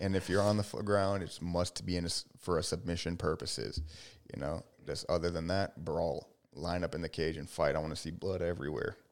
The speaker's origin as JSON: {"language": "English", "town": "Miami", "region": "Florida", "country": "United States", "said": "I'm a Miami boy."}